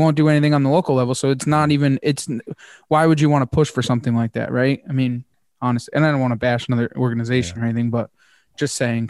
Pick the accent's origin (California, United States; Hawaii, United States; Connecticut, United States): Connecticut, United States; Because obviously I'm from Connecticut and the area here